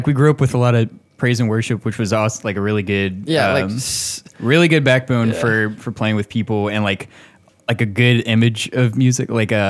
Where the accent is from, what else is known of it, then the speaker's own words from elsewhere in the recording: Augusta, Georgia, United States; I did not grow up in Martinez. I grew up in South Augusta.